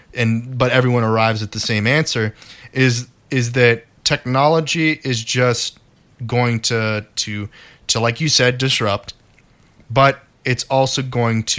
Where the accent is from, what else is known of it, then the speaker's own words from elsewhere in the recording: United States; I was born in America